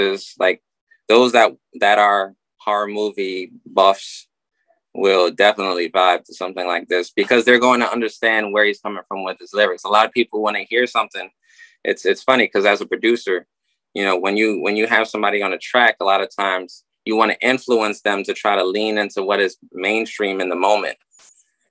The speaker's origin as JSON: {"language": "English", "area": "Rockland County", "region": "New York", "country": "United States", "also_born_or_lived": "Trenton, New Jersey", "said": "I'm from Rockland as well"}